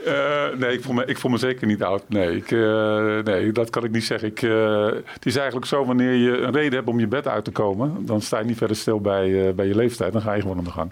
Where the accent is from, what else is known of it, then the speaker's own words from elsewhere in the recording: Rotterdam, South Holland, Netherlands; ik ben natuurlijk van Rotterdam, van huis uit een Rotterdammer